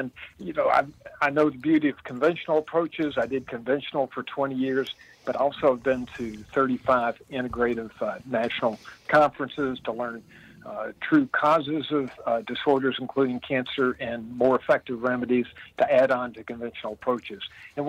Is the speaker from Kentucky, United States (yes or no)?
yes; Midway, Kentucky, United States; Well, I live in the town I grew up in, believe it or not. I'm 66 years old, and I've been in Midway, Kentucky, Central Kentucky, horse country, for 66 years.